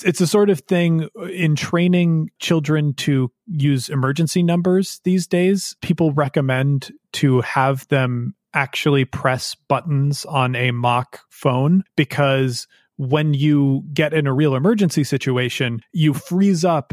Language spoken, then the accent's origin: English; United States; I am also an American who lived through the 2016 elections